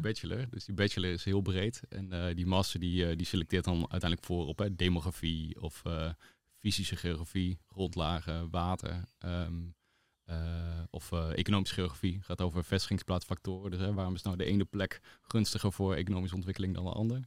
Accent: Balkbrug, Overijssel, Netherlands; ik ben opgegroeid in Balkbrug

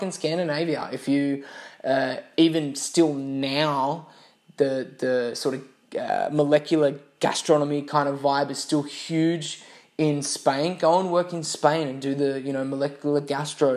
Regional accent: Australia; moved away as an adult; originally coming from Australia

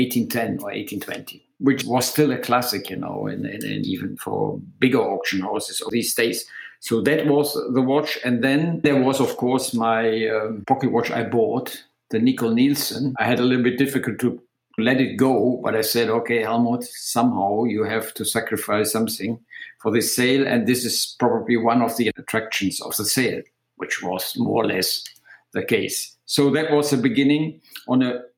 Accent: Aachen, North Rhine-Westphalia, Germany; my hometown in Aachen

